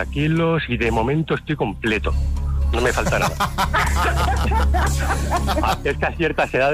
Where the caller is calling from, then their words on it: Santa Cruz de Tenerife, Canary Islands, Spain; Aquí, en Santa Cruz de Tenerife, lo peor que podéis ver es el muñeco de nieve.